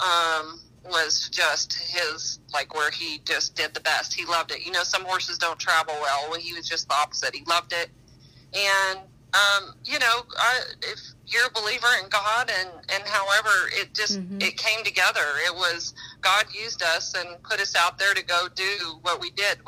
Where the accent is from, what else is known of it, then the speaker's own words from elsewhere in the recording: northeast New Mexico, United States; I grew up in New Mexico, in northeast New Mexico